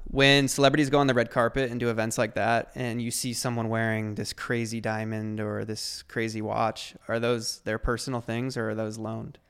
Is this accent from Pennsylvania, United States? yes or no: no; Ohio, United States